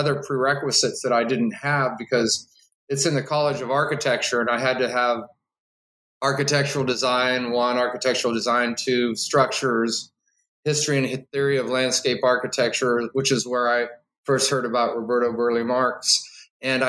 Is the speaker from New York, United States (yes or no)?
no; Omaha, Nebraska, United States; moved away as an adult; also born or lived in Southern California / Illinois / Ohio / Florida; I'm a Nebraskan. I was born in Omaha … I lived in Southern California for a few years, then back to Nebraska, then Illinois, and then Ohio.